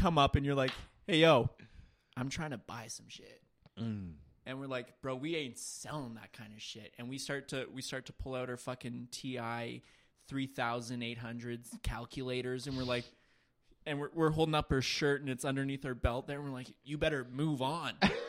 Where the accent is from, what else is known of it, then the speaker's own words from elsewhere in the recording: Scotland, United Kingdom; I would have been like, bro, I'm Scottish, bro.